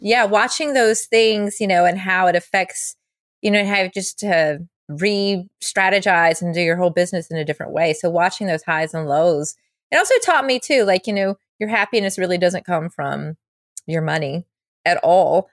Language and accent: English; Charlotte, North Carolina, United States; moved away as an adult; now in Los Angeles, United States; my hometown, Charlotte